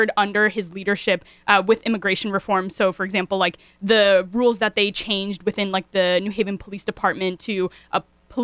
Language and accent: English; New Haven, Connecticut, United States; when I grew up in New Haven or in Fairhaven